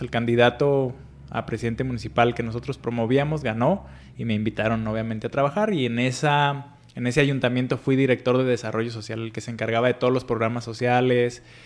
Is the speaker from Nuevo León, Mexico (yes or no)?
no; Paracho, Michoacán, Mexico; Soy nacido en una pequeña comunidad que se llama Paracho, es en el estado de Michoacán